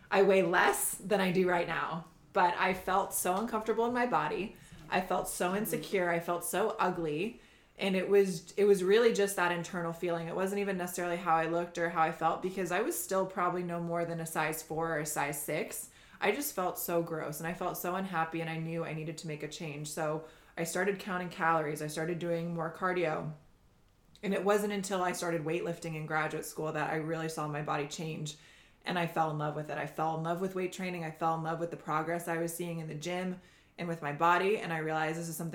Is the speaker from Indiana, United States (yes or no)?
yes; Indiana, United States; now in Costa Mesa, United States; I'm originally from the Midwest. I'm from Indiana. and I live in Costa Mesa, California now.